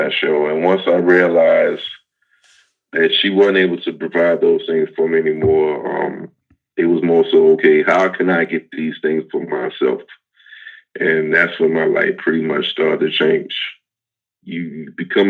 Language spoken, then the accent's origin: English; Baltimore, Maryland, United States; I grew up in Baltimore City, East Baltimore